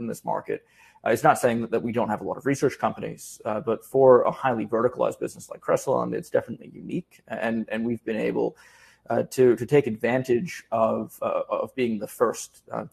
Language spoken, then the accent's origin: English; New York City, New York, United States; as a New Yorker